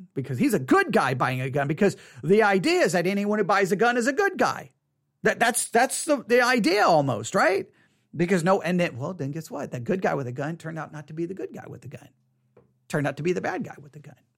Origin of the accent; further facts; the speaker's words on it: Texas, United States; I was born in Texas. On Texas Independence Day, for crying out loud. You can't be more Texan than being born in Texas on Texas Independence Day